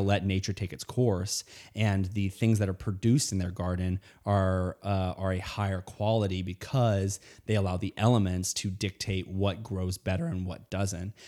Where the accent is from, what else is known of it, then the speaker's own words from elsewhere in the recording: Indiana, United States; I grew up in Indiana